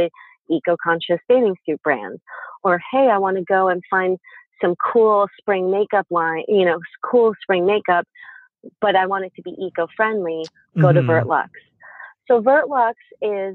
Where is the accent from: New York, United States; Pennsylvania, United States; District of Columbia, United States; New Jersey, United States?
Pennsylvania, United States; moved away; my hometown in Pennsylvania